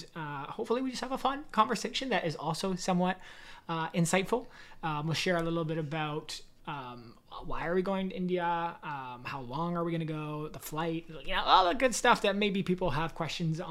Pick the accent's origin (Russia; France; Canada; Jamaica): Canada; growing up in Canada